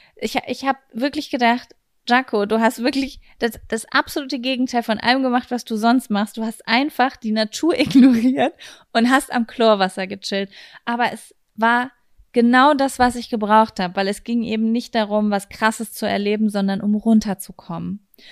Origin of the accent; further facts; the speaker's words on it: Germany; wir kommen aus Deutschland.